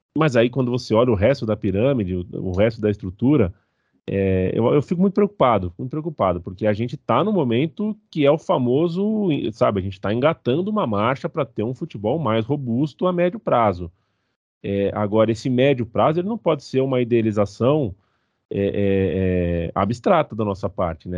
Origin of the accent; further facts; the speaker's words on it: Brazil; A gente é ocidental, a gente é brasileiro